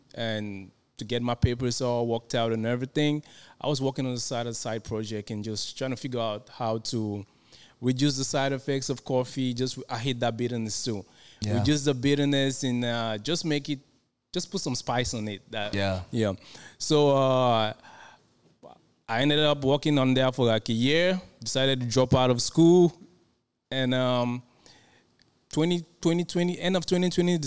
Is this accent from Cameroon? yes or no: yes; Cameroon; moved away; also born or lived in Waco; I grew up in Cameroon.